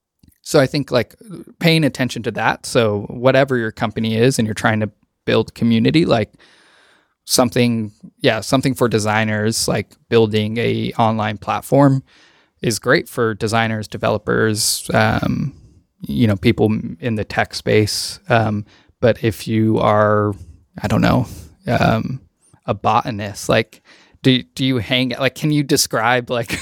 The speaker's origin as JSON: {"language": "English", "town": "Beatty", "region": "Nevada", "country": "United States", "tie": "born or raised there", "said": "So I'm from Nevada. I am from a very small town in Nevada, about an hour and 45 minutes northwest of Las Vegas. It's called Beatty, like Warren Beatty"}